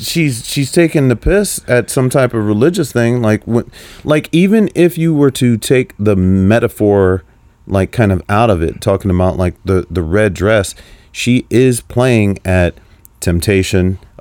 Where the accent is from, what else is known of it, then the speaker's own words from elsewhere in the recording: Cleveland, Ohio, United States; moved away as an adult; now in Detroit, United States; I'm from Cleveland.